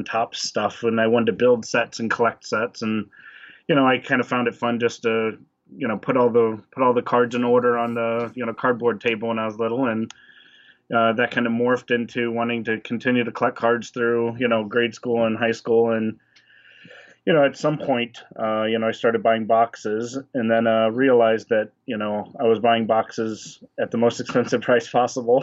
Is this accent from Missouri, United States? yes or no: yes; St. Louis, Missouri, United States; growing up in St. Louis